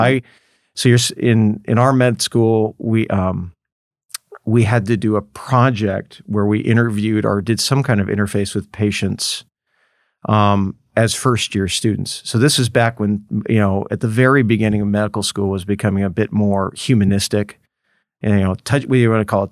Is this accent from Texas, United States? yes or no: no; Los Angeles, California, United States; I grew up in Los Angeles